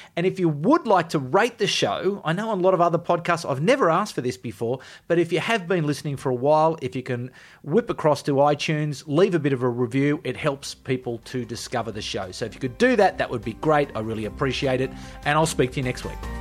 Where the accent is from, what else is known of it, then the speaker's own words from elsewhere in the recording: Canberra, Australian Capital Territory, Australia; I'm from Canberra, that it's a Canberra degree